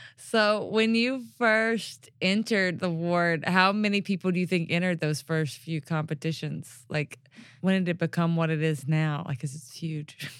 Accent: Mississippi Delta, United States; now in Memphis, United States; I grew up in the Mississippi Delta

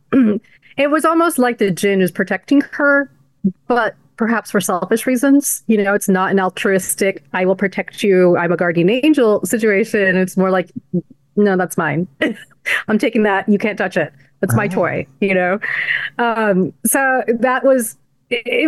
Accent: United States; also born or lived in El Paso; we were some of the first kids born here who are Desi

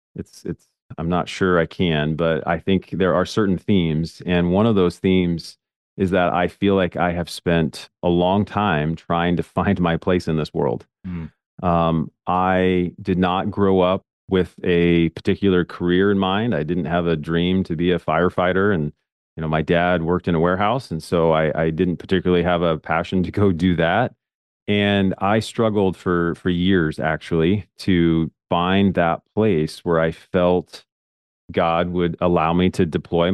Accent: Portland, Oregon, United States; I grew up in Portland, Oregon, in a suburb of Portland, Oregon, and I grew up in a very simple family.

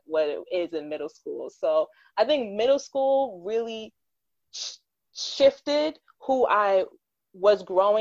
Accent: United States; I am a first generation American because my mom and father are Jamaican

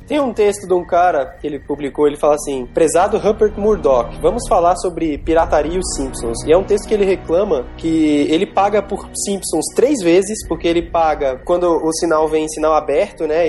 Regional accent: Brazil

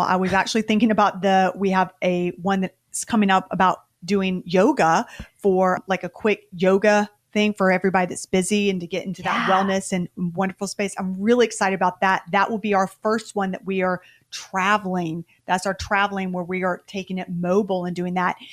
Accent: the South, United States; we're from the South

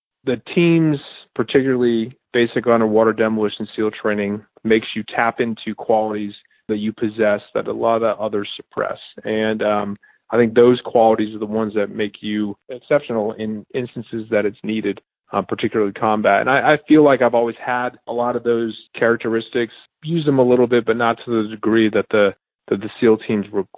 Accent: Connecticut, United States; moved away as an adult; also born or lived in Virginia; I grew up in Connecticut in a very small town

